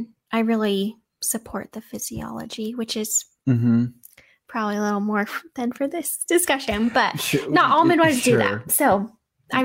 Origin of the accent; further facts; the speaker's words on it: Virginia, United States; moved away as an adult; now in Dallas, United States; I'm from Virginia, where the out-of-hospital community is much smaller and more tight-knit